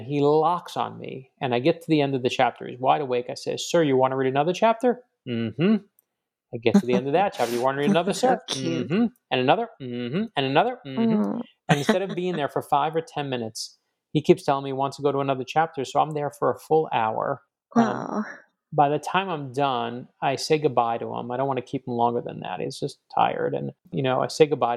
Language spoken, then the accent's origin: English; Miami, Florida, United States; I'm from Miami